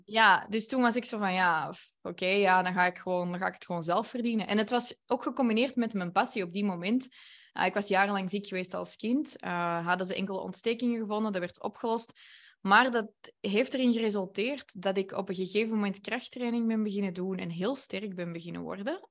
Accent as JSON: {"language": "Dutch", "town": "Antwerp", "region": "Flanders", "country": "Belgium", "said": "Ik ben van Antwerpen"}